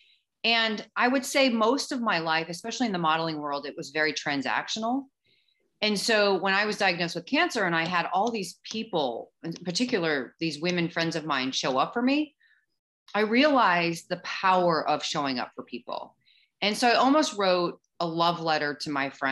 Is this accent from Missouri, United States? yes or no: yes; St. Louis, Missouri, United States; I grew up in St. Louis. I grew up in the Midwest